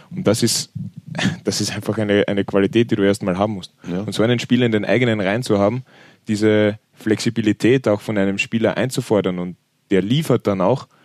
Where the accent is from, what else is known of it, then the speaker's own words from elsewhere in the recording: Vienna, Austria; Erklärt's mir das als Wiener.